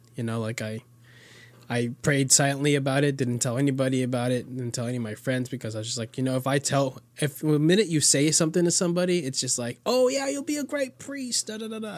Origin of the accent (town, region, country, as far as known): Florida, United States; born or raised there; also born or lived in Queens, New York